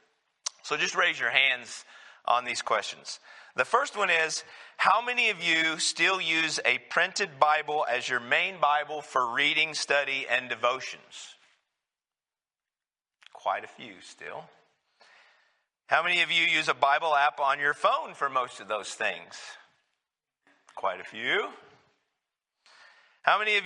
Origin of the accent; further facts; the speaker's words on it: New Mexico, United States; moved away; when I grew up, the church I grew up in down in New Mexico